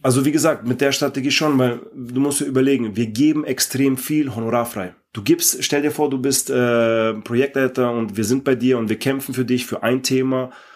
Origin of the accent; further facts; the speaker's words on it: Ingolstadt, Bavaria, Germany; ich komme aus Ingolstadt